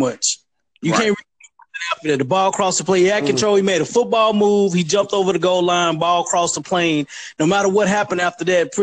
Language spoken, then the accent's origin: English; East Texas, United States; We're all from Texas, East Texas